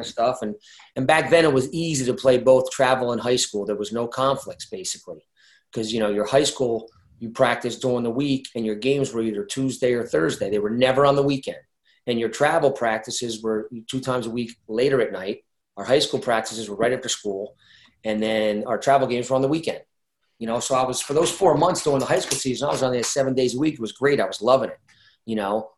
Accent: Brick, New Jersey, United States; I grew up in Brick, New Jersey

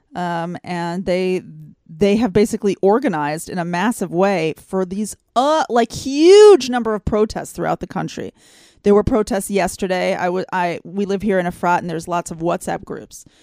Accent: Texas, United States; now in Israel; I grew up in Texas

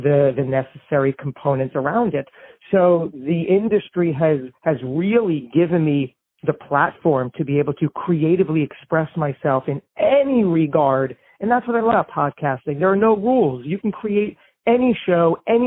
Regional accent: New Jersey, United States; We're both from New Jersey.

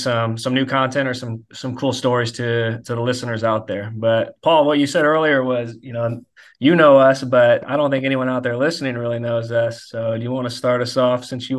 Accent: St. Louis, Missouri, United States; moved away as an adult; now in Kansas City, United States; I'm from St. Louis, Missouri

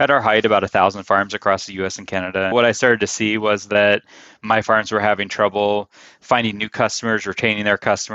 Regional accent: Greene County, Pennsylvania, United States; I grew up in Greene County, which is about 70 miles south of Pittsburgh on the West Virginia border. It's like the most extreme southwest county in Pennsylvania

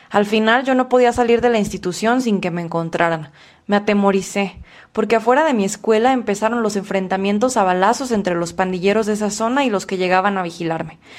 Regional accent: Honduras; now in Mexico; Cuando nos vinimos de Honduras, ya tenía tratamiento psicológico a nosotros como padres que somos nos afecta, nos afecta gravemente. Ahorita que estamos acá en México, ella está ya tranquila.

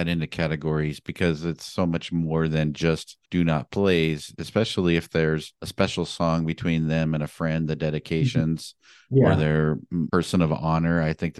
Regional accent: Montana, United States; Speaking of that, then I come from Montana where the cutoff time to drink is 2 o'clock.

